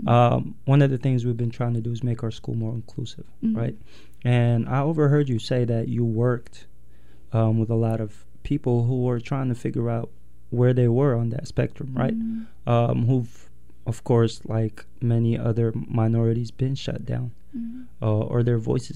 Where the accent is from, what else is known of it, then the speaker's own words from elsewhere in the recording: Yemen; also born or lived in United States; now in Portland, United States; I'm Eritrean, born and raised in Yemen, and then moved to the U.S.